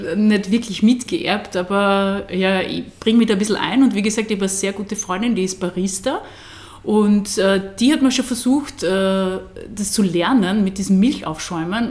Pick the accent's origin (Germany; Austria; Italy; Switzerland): Austria; Burgenland; also born or lived in Graz; meine Heimat